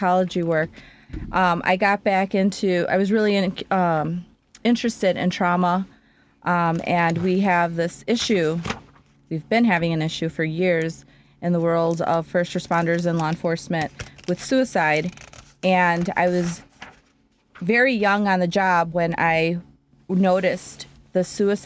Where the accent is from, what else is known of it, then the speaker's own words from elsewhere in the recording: Chicago, Illinois, United States; I am originally from Chicago, born and raised on the north side.